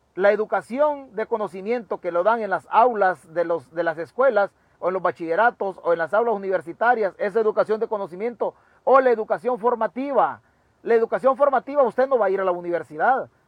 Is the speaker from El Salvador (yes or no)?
yes; Chalatenango, El Salvador; yo soy de Chalatenango, en las mismas condiciones deplorables. Así me eduqué yo